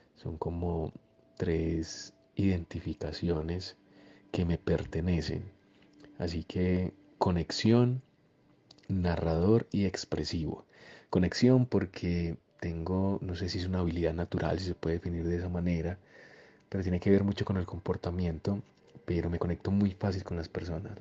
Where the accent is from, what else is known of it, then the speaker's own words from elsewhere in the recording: Copacabana, Antioquia, Colombia; also born or lived in Medellín; Yo nací en Medellín, pero fui criado toda la vida en un municipio de Antioquia que es muy cercano a Medellín, que se llama Copacabana.